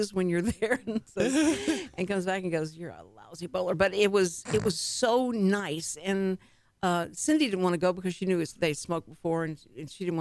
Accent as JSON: {"language": "English", "region": "Texas", "country": "United States", "accent": "Texas"}